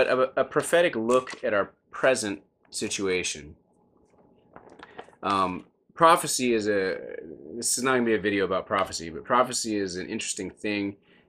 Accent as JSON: {"language": "English", "country": "United States", "said": "I'm so glad that I'm an American"}